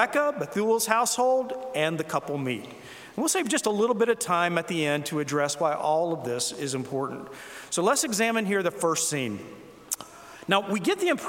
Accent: South Carolina, United States; I was from South Carolina

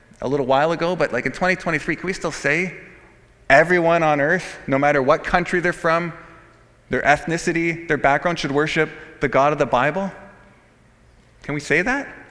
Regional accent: Canada

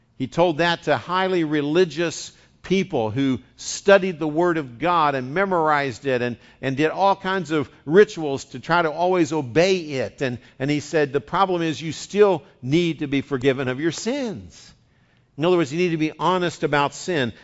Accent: West Virginia, United States; accent: West Virginian; now in California, United States; I'm bilingual. I speak West Virginian and Californian

